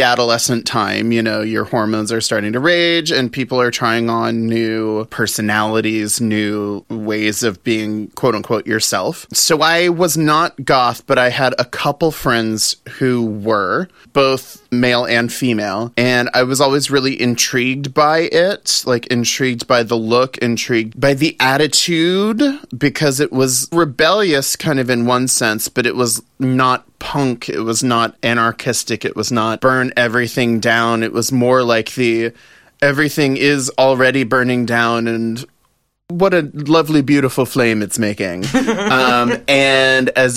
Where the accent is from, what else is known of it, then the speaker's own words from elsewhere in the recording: the South, United States; growing up in the South